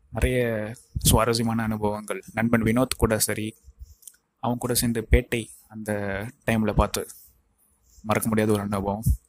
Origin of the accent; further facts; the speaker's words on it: Tiruvannamalai, Tamil Nadu, India; என்னுடைய சொந்த ஊர் திருவண்ணாமலையிலும் வந்திருக்கேன்